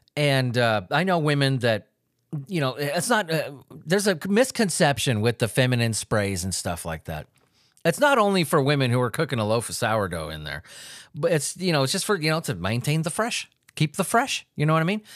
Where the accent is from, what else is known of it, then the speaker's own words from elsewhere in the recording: Paducah, Kentucky, United States; I'm from Paducah, Kentucky.